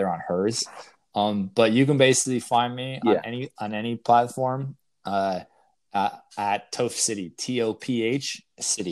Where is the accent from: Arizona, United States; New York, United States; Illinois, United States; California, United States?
Illinois, United States; Chicago; growing up in Chicago, Bulls fan, Blackhawks fan, Cubs fan